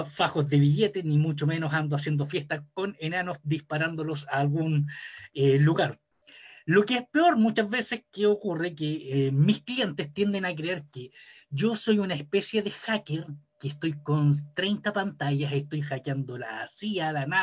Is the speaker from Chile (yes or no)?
yes; Chile; soy chileno, soy ingeniero en finanzas corporativas